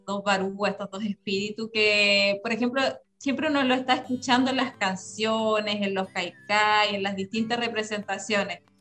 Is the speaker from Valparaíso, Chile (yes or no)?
yes; Rapa Nui, Valparaíso, Chile; also born or lived in Viña del Mar; muchos Rapa las raíces nos llaman para vivir acá, yo sé que voy a vivir acá